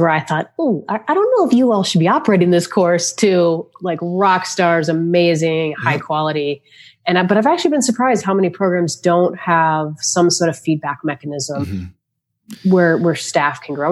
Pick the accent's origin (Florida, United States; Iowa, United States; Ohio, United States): Florida, United States; moved away; also born or lived in Charlotte, North Carolina; I grew up in Florida